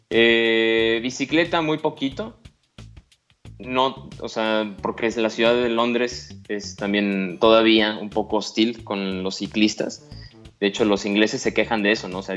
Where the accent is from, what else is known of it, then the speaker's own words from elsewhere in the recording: Mexico; porque hay que cruzar por los cruces peatonales, no como los mexicanos, como bien dices, cruzamos por donde